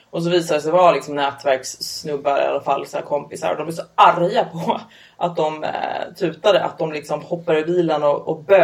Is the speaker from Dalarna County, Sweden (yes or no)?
no; Upplands Väsby, Stockholm County, Sweden; Nej jag kommer från Upplands Väsby. Det är typ ja. motsvarigheten fast norrort.